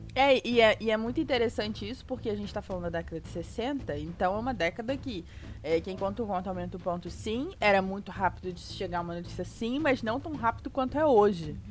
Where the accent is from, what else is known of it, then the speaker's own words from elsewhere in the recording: Rio de Janeiro, Brazil; moved away; Sou carioca